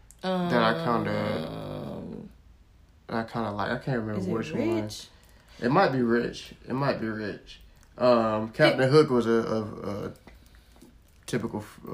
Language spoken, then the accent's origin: English; Florida, United States; I'm from Florida.